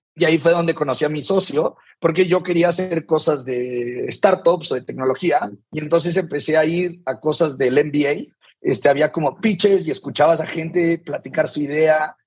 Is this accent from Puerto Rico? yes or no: no; Saltillo, Coahuila, Mexico; yo soy de Saltillo, Coahuila, digo, tuve una infancia normal